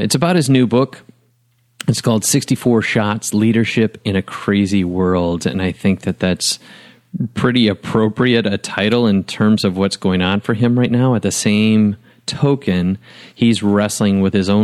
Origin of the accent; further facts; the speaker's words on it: Wisconsin, United States; now in Nashville, United States; I was raised in Wisconsin, an hour and a half from Lambeau Field